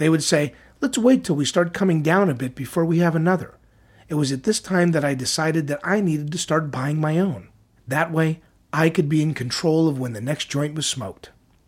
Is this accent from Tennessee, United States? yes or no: yes; Tennessee, United States; I was raised in East Tennessee. I was a very good student in high school.